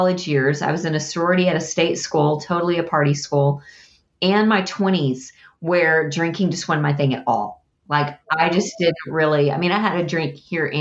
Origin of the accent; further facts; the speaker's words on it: Texas, United States; I'm a Texan.